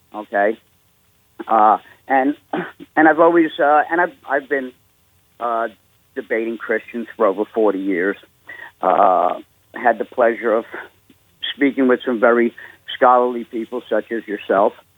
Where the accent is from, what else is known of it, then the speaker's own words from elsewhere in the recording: New York City, New York, United States; moved away as an adult; now in Huntersville, North Carolina, United States; I'm a Jew from New York, born in New York City in 58.